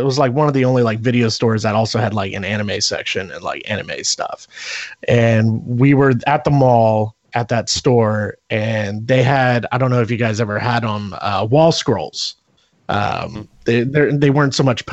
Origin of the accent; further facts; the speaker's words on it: Pennsylvania, United States; pretty much Pennsylvania humor